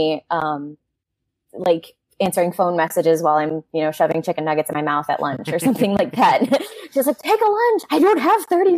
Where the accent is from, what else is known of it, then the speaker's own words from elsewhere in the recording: St. Augustine, Florida, United States; It's my hometown, so I have a really big connection to it. And I love to talk about it because I grew up around it